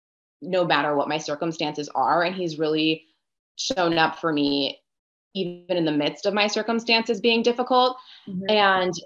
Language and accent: English; Northern Virginia, United States; I'm from the Northern Virginia area, just outside of DC. Born and raised in Virginia, but I'm actually half Honduran and half Italian